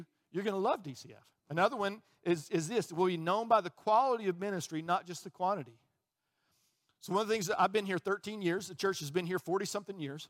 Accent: Birmingham, Alabama, United States; also born or lived in Chicago, Illinois; I got down here as quickly as I could. I was three, okay? And I grew up in Birmingham

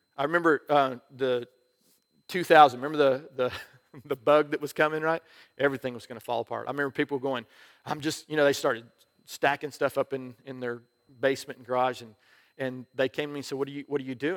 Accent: United States; I'm an American

